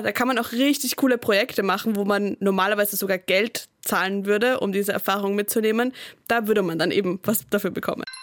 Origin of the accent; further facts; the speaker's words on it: Austria; Als Österreicherin